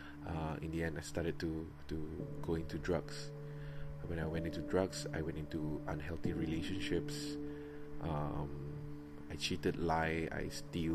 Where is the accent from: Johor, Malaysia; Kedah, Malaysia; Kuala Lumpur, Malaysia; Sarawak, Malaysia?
Sarawak, Malaysia; Miri; also born or lived in Kuching, Sarawak; I'm from Miri. I was born in Kuching, Sarawak, and was raised in Miri since I was like what, 3 years